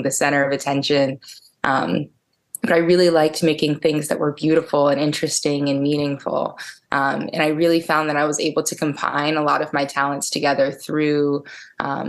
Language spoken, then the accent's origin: English; Ellicott City, Maryland, United States; I grew up in Howard County in Ellicott City, little county kid